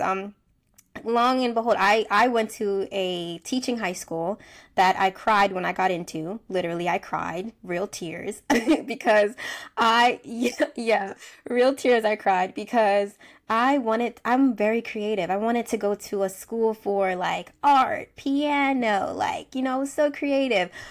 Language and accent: English; United States; I'm from the United States